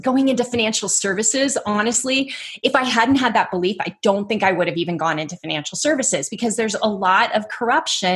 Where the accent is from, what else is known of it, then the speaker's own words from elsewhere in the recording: Dublin, California, United States; also born or lived in Oakland, California; I was born in Oakland, but we were in Dublin.